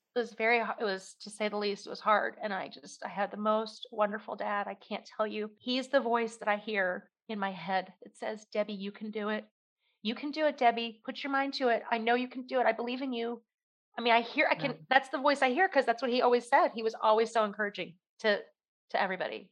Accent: outside Philadelphia, Pennsylvania, United States; now in Kentucky, United States; I grew up outside Philadelphia

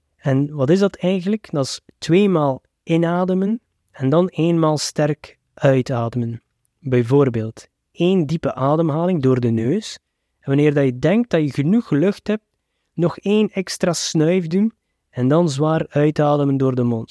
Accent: Belgium; als Westerling en zeker als Belg

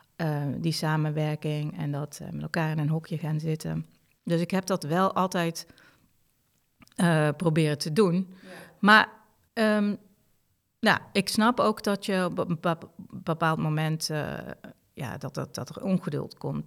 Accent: Limburg, Netherlands; moved away; ik als Limburger.

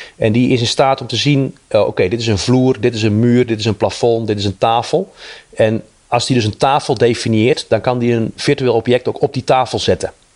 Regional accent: Netherlands; wij als Nederlander

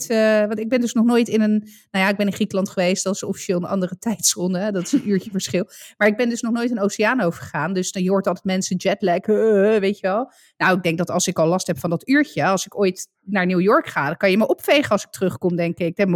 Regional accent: Italy; ik ben Italiaan, ik overdrijf graag.

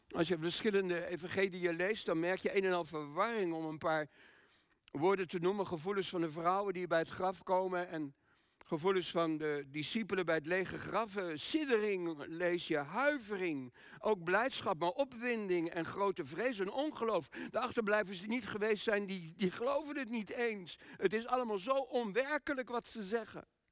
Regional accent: Groningen, Netherlands; moved away; wij komen uit Groningen. Iets boven Groningen zelfs.

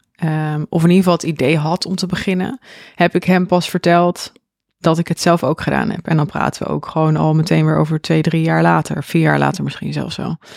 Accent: Zwolle, Overijssel, Netherlands; ik woon dan in Zwolle mhm. en ik ben opgegroeid in Zwolle.

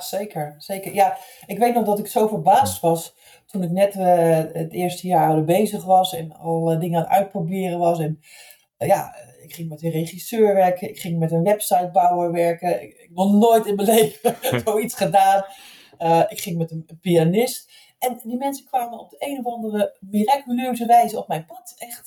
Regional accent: Zeeland, Netherlands; ik als 16, 17-jarig meisje in Zeeland, waar ik opgegroeid ben

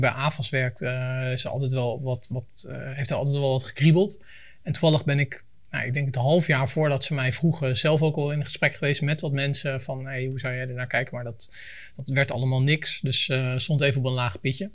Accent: Leiden, South Holland, Netherlands; now in Voorschoten, Netherlands; Ik kom uit Leiden, woon in Voorschoten

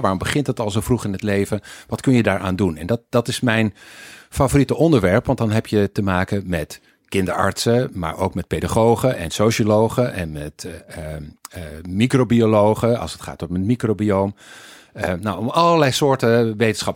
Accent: Weert, Limburg, Netherlands; moved away; also born or lived in Eindhoven / Wageningen / United States / Sweden; Ik eh, ben eh, geboren in Weert, ooit, als een teller van een familie die bij Philips werkte in Eindhoven. Dus ik ben import eigenlijk

